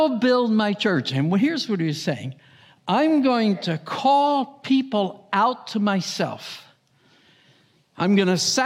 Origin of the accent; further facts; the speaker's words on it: Union, New Jersey, United States; I grew up in Union, New Jersey, in an Italian ethnic community